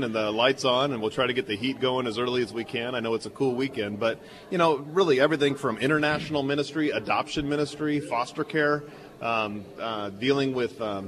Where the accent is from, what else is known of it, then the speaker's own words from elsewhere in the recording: San Francisco Bay Area, California, United States; I grew up here in the Bay Area